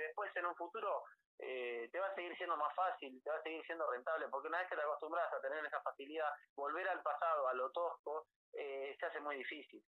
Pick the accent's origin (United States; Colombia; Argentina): Argentina; Pinamar, Buenos Aires Province; soy de Pinamar, tenemos un emprendimiento acá